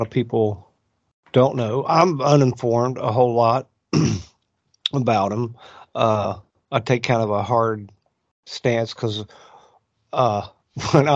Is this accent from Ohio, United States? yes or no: no; West Virginia, United States; also born or lived in Moab, Utah; now in Florida, United States; I was originally from West by God, Virginia.